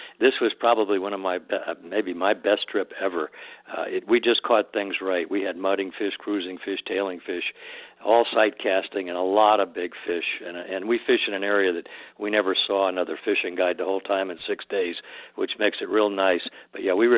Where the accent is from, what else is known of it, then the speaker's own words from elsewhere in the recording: Florida Keys, United States; I'm from the Keys